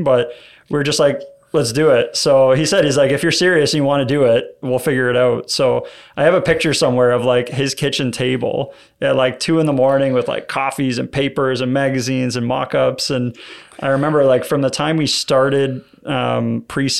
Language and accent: English; Hamilton, Ontario, Canada; born or raised there